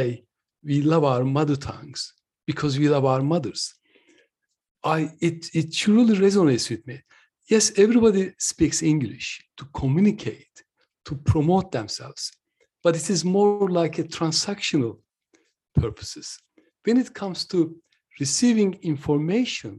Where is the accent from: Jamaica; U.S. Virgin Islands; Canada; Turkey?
Turkey; now in United Kingdom; I'm originally from Turkey, but I've been living and working in the UK for nearly 46 years.